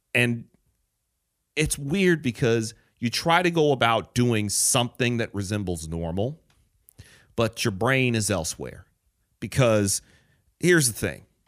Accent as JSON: {"language": "English", "town": "Detroit", "region": "Michigan", "country": "United States", "tie": "born or raised there", "also_born_or_lived": "Chicago", "moved": "yes", "said": "Detroit, my hometown"}